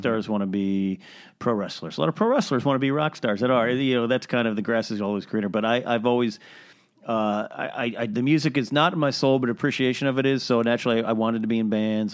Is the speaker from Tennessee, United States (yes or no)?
no; Arroyo Grande, California, United States; moved away; I grew up in a place called Arroyo Grande